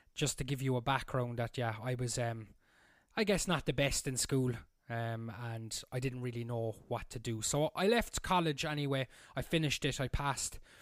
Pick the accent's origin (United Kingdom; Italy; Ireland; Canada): Ireland; Cork, Munster; moved away as an adult; also born or lived in Berlin, Germany; now in Germany; I'm from Cork in Ireland, and I'm currently living in the south of Germany on the Swiss border